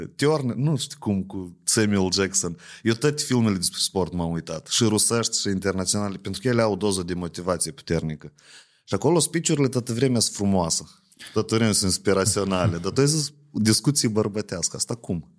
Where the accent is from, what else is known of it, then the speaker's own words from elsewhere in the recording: Ocnița, Ocnița District, Moldova; eu sunt din Ocnița